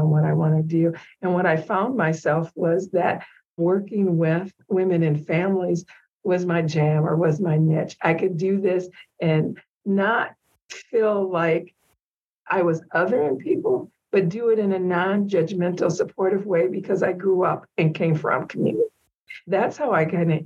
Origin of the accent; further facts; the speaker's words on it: St. Paul, Minnesota, United States; I grew up in the Rondo community in St. Paul